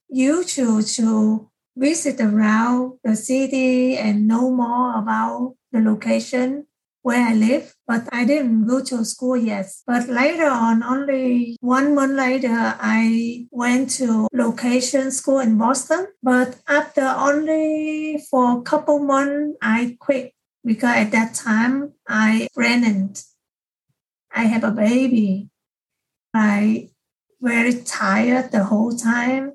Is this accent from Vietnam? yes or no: yes; Vietnam; English is a second language; moved away as an adult; now in United States; I learned English in my country when I was in middle school